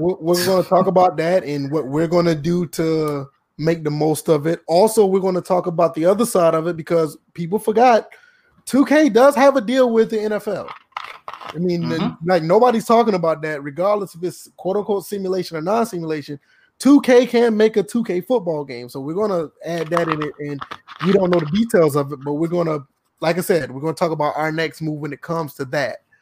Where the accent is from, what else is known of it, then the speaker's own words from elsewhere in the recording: Georgia, United States; now in South Carolina, United States; I'm from Georgia, South Carolina